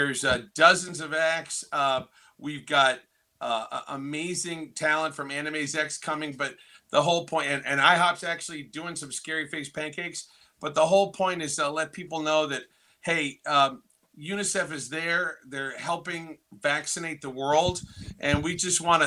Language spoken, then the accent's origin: English; Plymouth, Massachusetts, United States; I'm from Plymouth, Massachusetts.